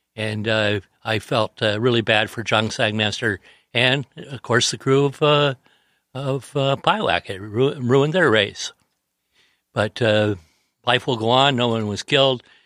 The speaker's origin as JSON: {"language": "English", "town": "San Diego", "region": "California", "country": "United States", "tie": "born or raised there", "said": "I grew up in the San Diego Yacht Club area where Lowell was the king"}